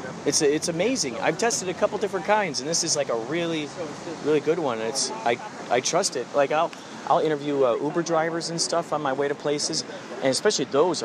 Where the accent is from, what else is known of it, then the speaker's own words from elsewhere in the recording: Chicago, Illinois, United States; Oh, Chicago.